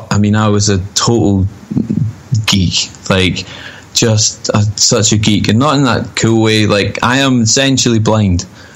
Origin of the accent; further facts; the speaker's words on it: Falkirk, Scotland, United Kingdom; About half an hour outside of Glasgow and about the same from Edinburgh. I'm from Falkirk, which is sort of in the middle of those two. It's quite small.